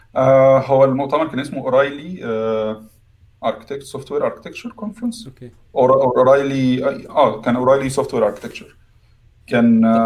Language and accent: Arabic; Egypt; moved away as an adult; now in United Kingdom; عندنا في مصر